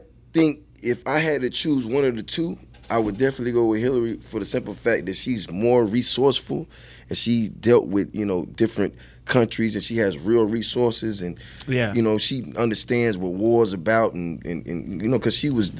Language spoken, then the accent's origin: English; Atlanta, Georgia, United States; Well, I'm from Atlanta.